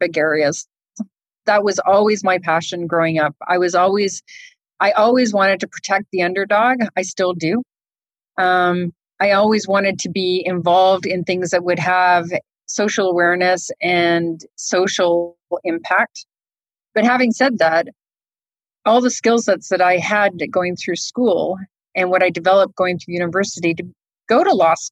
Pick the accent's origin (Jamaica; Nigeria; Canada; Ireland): Canada; Toronto, Ontario; moved away as an adult; now in Houston, United States; I'm Canadian. I grew up in Canada and went to high school in Canada, in Toronto